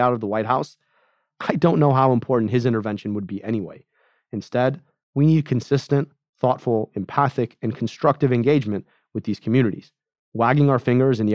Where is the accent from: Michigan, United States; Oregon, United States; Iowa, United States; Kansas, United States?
Michigan, United States; In my home state of Michigan